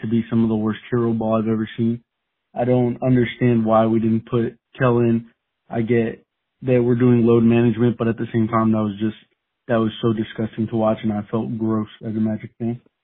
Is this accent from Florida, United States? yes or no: yes; Miami, Florida, United States; now in Orlando, United States; I was born and raised in Miami, but, you know, moved to Orlando when, uh, when I was a little bit older.